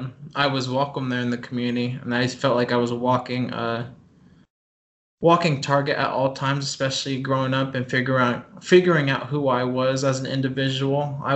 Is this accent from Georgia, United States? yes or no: no; Green Valley, Blue Springs, Missouri, United States; born or raised there